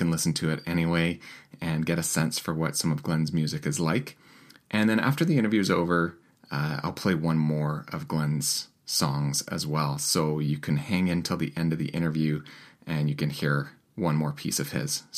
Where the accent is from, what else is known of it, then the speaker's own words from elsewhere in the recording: Winnipeg, Manitoba, Canada; my hometown of Winnipeg, Manitoba